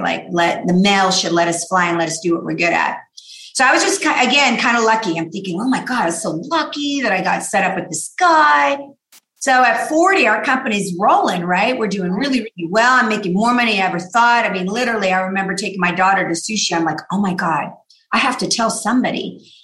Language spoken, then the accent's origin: English; La Mirada, California, United States; also born or lived in Downey, California / South Gate, California; So I grew up in La Mirada